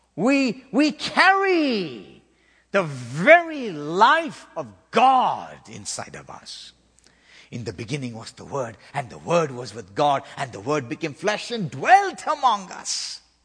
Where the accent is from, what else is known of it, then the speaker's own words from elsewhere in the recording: South India, India; moved away; in the southern part of India where I was born and raised